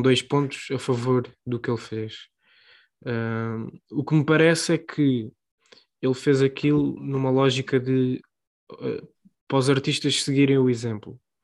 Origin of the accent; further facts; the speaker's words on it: Portugal; nós somos portugueses